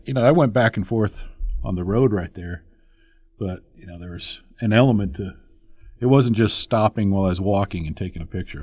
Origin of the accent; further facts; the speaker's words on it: Tehachapi, California, United States; moved away; I grew up out in California when I was a kid, and just north of L A, two hours north in Tatchby.